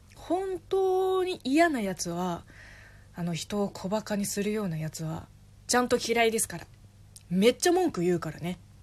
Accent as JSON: {"language": "Japanese", "country": "China", "said": "私中国人"}